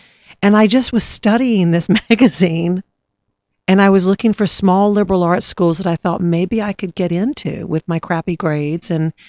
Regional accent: Baton Rouge, Louisiana, United States; I grew up in Baton Rouge.

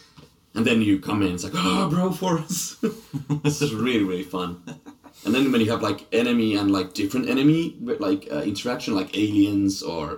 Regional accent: Finland; "Yeah, sorry, I'm Finland."

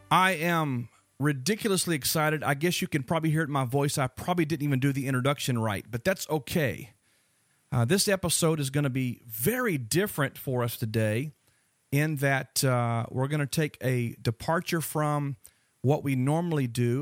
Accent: Dallas, Texas, United States; my hometown, Dallas-Fort Worth

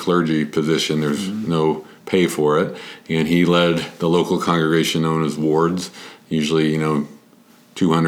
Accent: Littleton, Colorado, United States; I'm from Littleton. I went to Chatfield High School

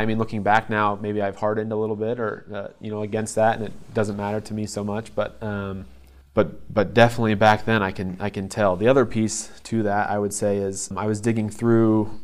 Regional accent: Ankeny, Iowa, United States; also born or lived in South Dakota; I was born in South Dakota. Um, and my family, when they were together, moved very quickly after I was born back to Ankeny to be around grandparents and just uh, kind of the extra help of having a baby. So yeah, I, I only remember being here in here in Iowa

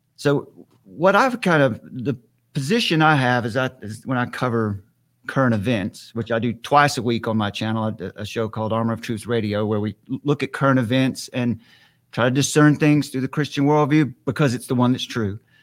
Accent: Western North Carolina, United States; I have a, a ministry here in my hometown. I'm in Western North Carolina

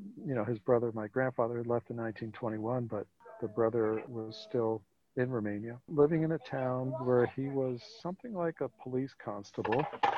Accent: Arecibo, Puerto Rico; also born or lived in San Juan, Puerto Rico; now in Kennebunkport, United States; So I grew up on the island of Puerto Rico, first in the city called Arecibo. And that's about 50 miles west of San Juan, lived there for about 10 years, and then moved to San Juan, lived there for about 5 years.

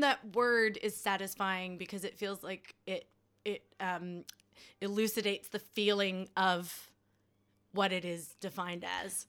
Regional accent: United States; moved away; our dear leader of my home country, Mister Trump

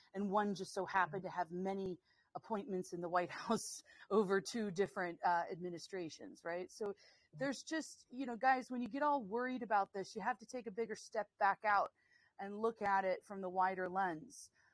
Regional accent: United States; moved away; as an American here

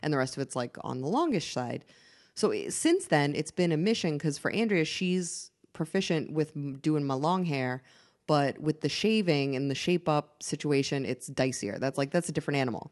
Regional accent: Massachusetts, United States; moved away; I'm from Massachusetts.

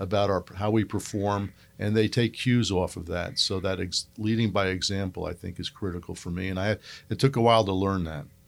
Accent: Northeast, United States; moved away; I grew up in the Northeast.

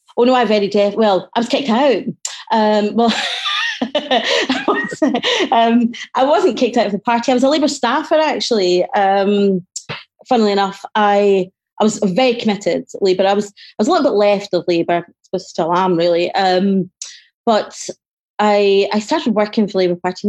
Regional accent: Glasgow, Scotland, United Kingdom; I certainly grew up in the late 60s, early 70s in a, a very, very poor poverty stricken

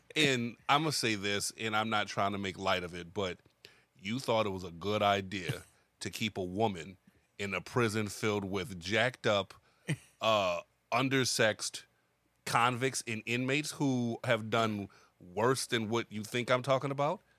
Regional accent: United States; as an American

